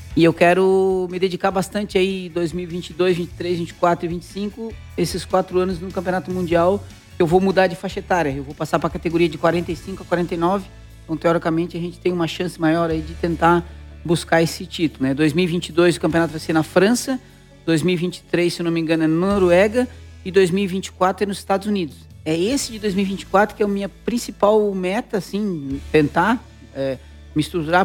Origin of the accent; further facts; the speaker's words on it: Araranguá, Santa Catarina, Brazil; also born or lived in Curitiba; Eu me considero de Araranguá, né? Eu nasci em Curitiba, mas eu só nasci lá, né? Eu fui feito em Araranguá, né? A minha infância toda passei em Araranguá